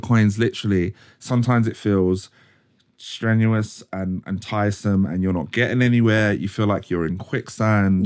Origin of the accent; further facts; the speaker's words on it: Croydon, London, United Kingdom; originally I'm from Cro-, like, Croydon